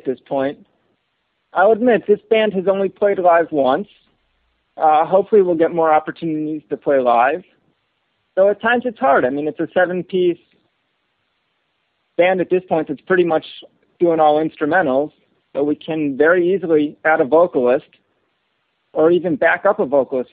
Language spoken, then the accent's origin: English; Chicago, Illinois, United States; I'm originally from Chicago.